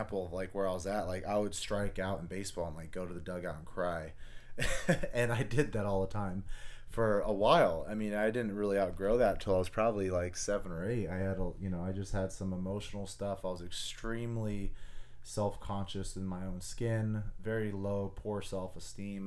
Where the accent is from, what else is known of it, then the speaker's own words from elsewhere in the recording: Anchorage, Alaska, United States; moved away as an adult; I was born and raised in Anchorage, Alaska. I grew up there my whole entire life